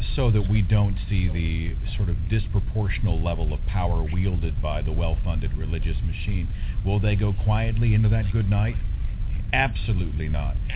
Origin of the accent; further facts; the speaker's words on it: Oklahoma, United States; I'm from Oklahoma